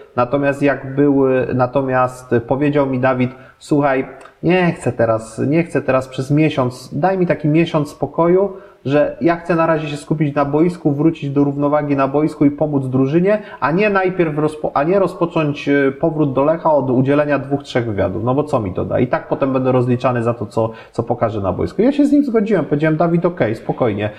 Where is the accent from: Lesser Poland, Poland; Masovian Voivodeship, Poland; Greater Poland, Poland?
Greater Poland, Poland; Poznań; jestem poznaniakiem